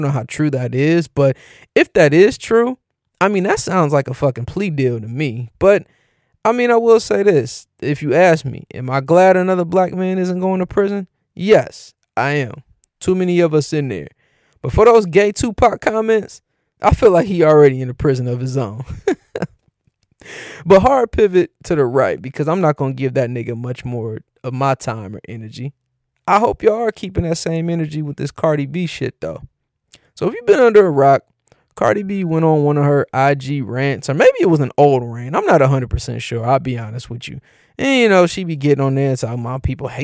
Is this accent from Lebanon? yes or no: no; Cleveland, Ohio, United States; my hometown, Cleveland